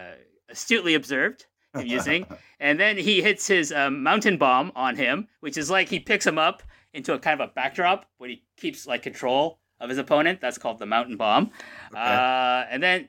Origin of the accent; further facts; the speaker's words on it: Canada; I am Canadian in every capacity.